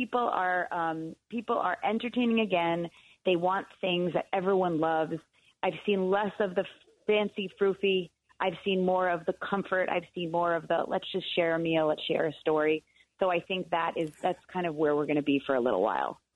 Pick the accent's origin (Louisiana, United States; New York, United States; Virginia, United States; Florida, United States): New York, United States; I'm such a New Yorker